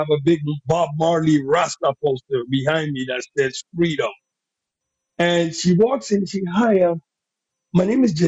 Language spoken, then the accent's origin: English; Panama; accent: Panamanian; first language Spanish; English is a second language; moved away as an adult; also born or lived in New York; now in United States; I'm a Latino guy. I'm from Panama. I came here when I was 19 years old. Didn't speak any English.